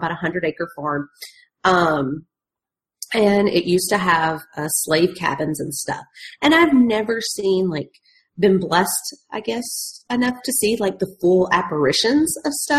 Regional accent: Tennessee, United States; where I grew up in Tennessee

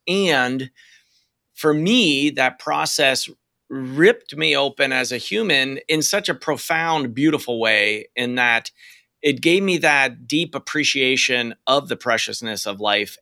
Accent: Western Pennsylvania, United States; now in Portland, United States; I'm from Western Pennsylvania

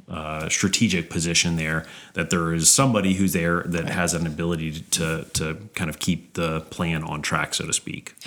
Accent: Baton Rouge, Louisiana, United States; also born or lived in Austin, Texas; I grew up in Baton Rouge

